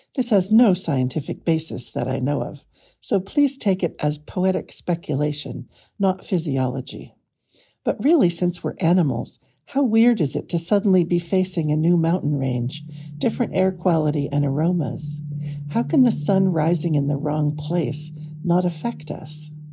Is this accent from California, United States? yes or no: yes; California, United States; also born or lived in Vermont; I grew up in California